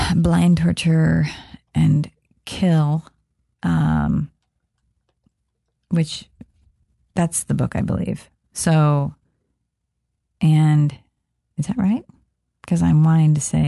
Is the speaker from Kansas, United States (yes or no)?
yes; Kansas, United States; Growing up in Kansas, I'm being small town